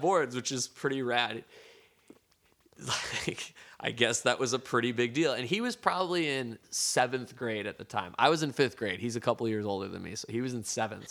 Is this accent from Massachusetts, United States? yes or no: yes; Gardner, Massachusetts, United States; now in San Francisco, United States; where I grew up in Gardner, Massachusetts.